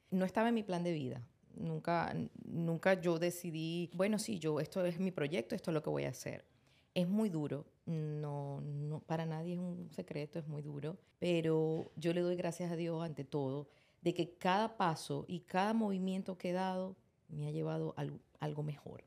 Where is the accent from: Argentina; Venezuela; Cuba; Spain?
Venezuela; Maracaibo, Zulia; moved away; yo soy maracucha